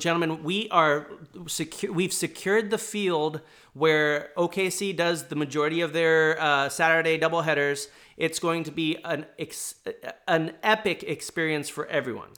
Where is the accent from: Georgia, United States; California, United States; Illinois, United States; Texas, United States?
California, United States; Southern; also born or lived in New York; now in Portland, United States; I'd lived, uh, in Southern California growing up